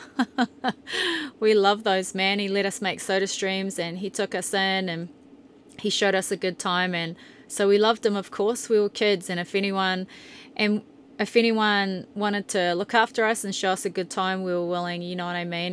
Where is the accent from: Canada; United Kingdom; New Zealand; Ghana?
New Zealand; moved away as an adult; also born or lived in Brisbane, Australia / Tokoroa, New Zealand; now in Bountiful, Utah, United States; about being a Kiwi